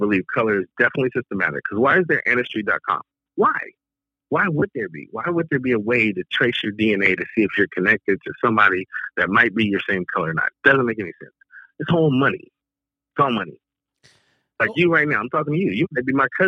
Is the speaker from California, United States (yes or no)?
yes; Long Beach, California, United States; I'm from Long Beach, California